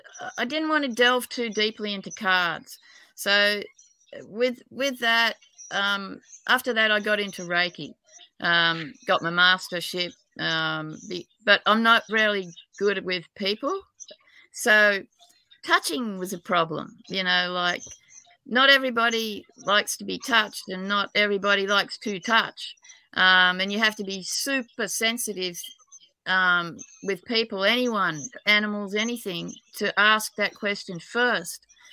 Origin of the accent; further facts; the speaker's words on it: New South Wales, Australia; I'm an Aussie, New South Wales, but apparently I've got a terrible accent even in Australia.